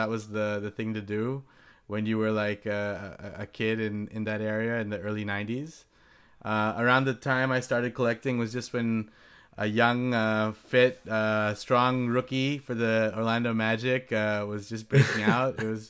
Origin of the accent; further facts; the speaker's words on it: Singapore; also born or lived in Long Beach, United States; I was born in Long Beach, California, the home of the Snoop Dogg, just nearby to LA. So with that, you know, I'm pretty much a lifelong Laker fan. I'll tell you about how, you know, that love story started. Before I turned two, though, my family shifted to Singapore.